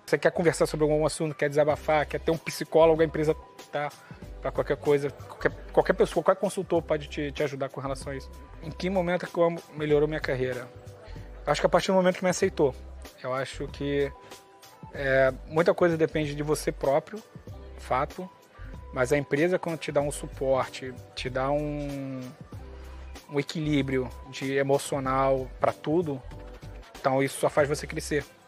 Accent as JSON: {"language": "Portuguese", "region": "Rio de Janeiro", "country": "Brazil", "moved": "yes", "lives_now": "Portugal", "said": "venho do Rio de Janeiro"}